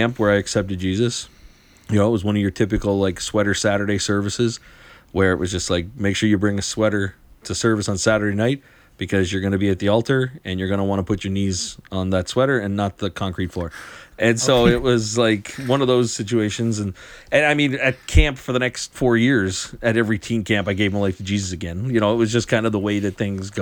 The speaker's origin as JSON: {"language": "English", "region": "Western Prince Edward Island", "country": "Canada", "tie": "born or raised there", "said": "the community I grew up in Western PEI"}